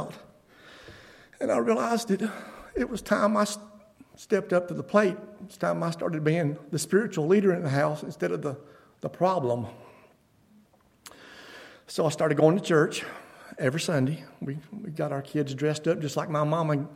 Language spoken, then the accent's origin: English; Beaver Dam, United States; I grew up locally in the Beaver Dam community, and was born into a Christian family